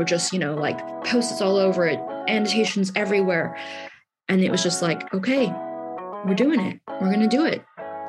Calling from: London, United Kingdom; I am Zooming in from Southeast London today

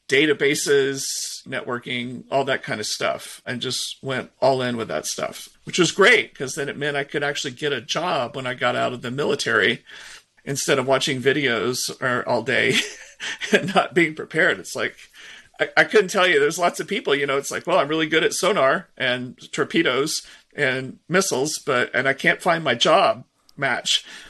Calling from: Seattle, Washington, United States; I'm in the Seattle, Washington area in the Pacific Northwest. I'm actually close to Redmond, Washington.

